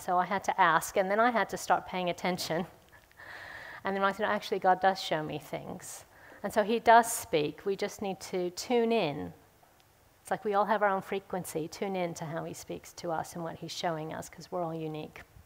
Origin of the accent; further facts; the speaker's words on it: United States; now in Woodford Green, United Kingdom; I grew up in America